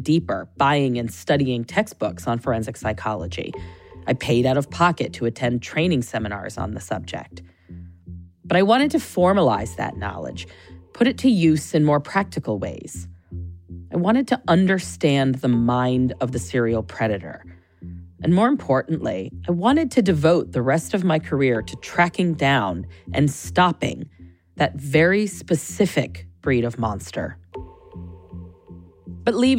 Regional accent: Gainesville, Florida, United States; I grew up in Gainesville, Florida

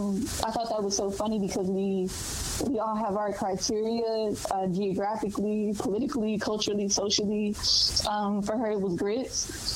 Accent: Louisville, Kentucky, United States; growing up in Louisville, always regarded Louisville as the South. Well, I'm from the South

